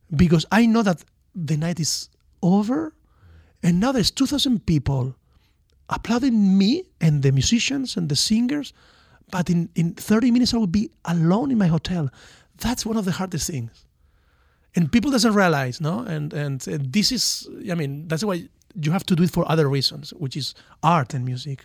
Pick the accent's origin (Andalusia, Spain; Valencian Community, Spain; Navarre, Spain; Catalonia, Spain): Valencian Community, Spain; Valencia; English is a second language; moved away as an adult; also born or lived in Miami, United States; I'm from Valencia, from the Mediterranean